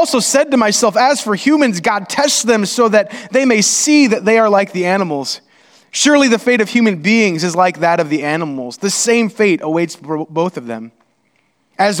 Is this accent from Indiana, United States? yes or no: yes; Indiana, United States; We're from Indiana